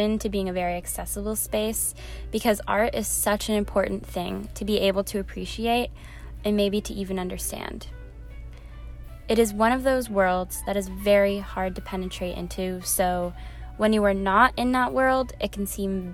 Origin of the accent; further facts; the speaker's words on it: Chicago, Illinois, United States; I'm from Chicago, Illinois, and I'm studying Communication and Media Studies at Fordham University